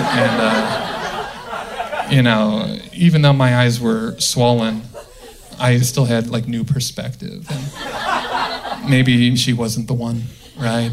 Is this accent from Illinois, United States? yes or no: yes; the Midwest, outside Chicago, Illinois, United States; I'm from the Midwest. Right? Okay. And uh, okay, outside Chicago